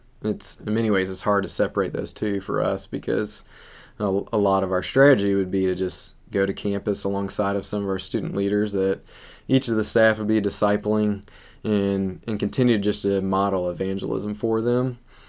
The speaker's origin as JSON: {"language": "English", "region": "the South", "country": "United States", "tie": "born or raised there", "said": "Well, I grew up in the South and came to Christ in college"}